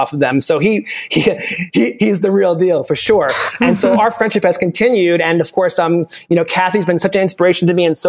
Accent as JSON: {"language": "English", "region": "New York", "country": "United States", "moved": "as an adult", "lives_now": "Kansas City, United States", "said": "I'm from New York. I've only been living in Kansas for a few years"}